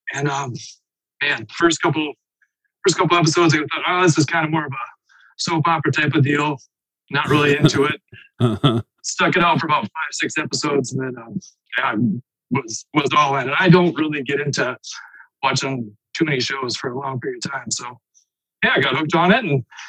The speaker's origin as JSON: {"language": "English", "town": "Platte", "region": "South Dakota", "country": "United States", "tie": "born or raised there", "moved": "yes", "lives_now": "Sioux Falls, United States", "said": "I now live in Sioux Falls, South Dakota, but I hail from Platt."}